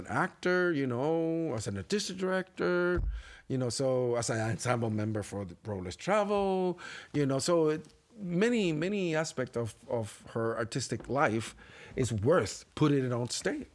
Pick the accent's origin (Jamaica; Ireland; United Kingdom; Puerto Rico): Puerto Rico; accent: Spanish accent; English is a second language; moved away as an adult; now in Buffalo, United States; as a Puerto Rican, as a Latino man